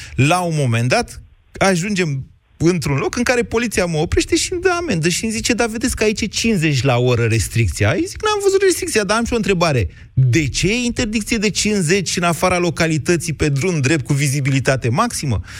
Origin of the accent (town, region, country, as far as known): Oltenia, Romania